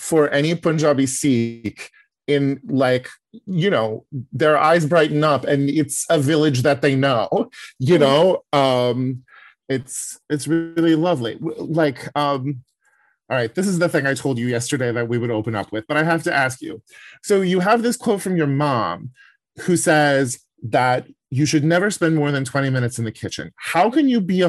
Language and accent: English; Yuba City, California, United States; moved away; I am from Yuba City